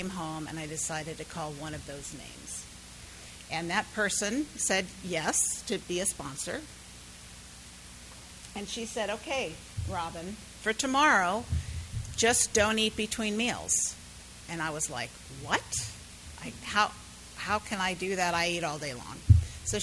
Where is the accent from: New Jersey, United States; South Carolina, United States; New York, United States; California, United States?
California, United States; San Diego; moved away as an adult; now in South Florida, United States; I am from South Florida, but I am originally from San Diego